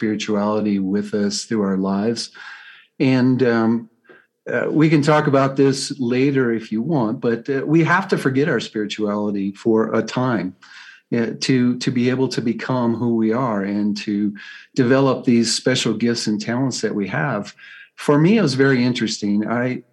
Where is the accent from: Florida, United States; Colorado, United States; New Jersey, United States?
Colorado, United States; I'm from Colorado, USA